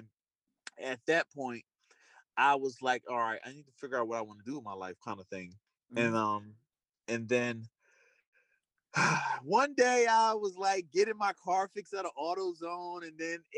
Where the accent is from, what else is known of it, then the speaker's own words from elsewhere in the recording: Trenton, New Jersey, United States; I was born and raised in Trent, New Jersey, which is like an inner city.